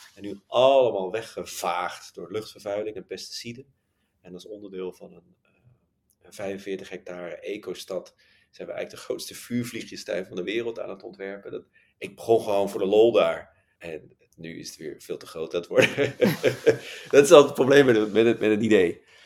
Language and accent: Dutch; Netherlands; we zijn Nederlanders.